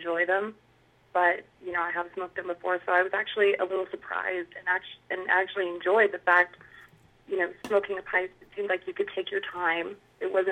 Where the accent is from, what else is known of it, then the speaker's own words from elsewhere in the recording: Utah, United States; I've lived in Utah my entire life, born and raised